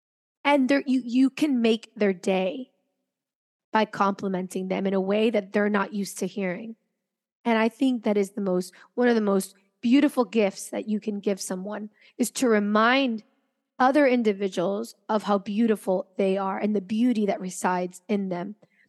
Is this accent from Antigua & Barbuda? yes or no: no; Venezuela; also born or lived in United States / France; So I'm from Venezuela originally, but I didn't grow up there my entire life. I grew up between Venezuela, the United States, and France.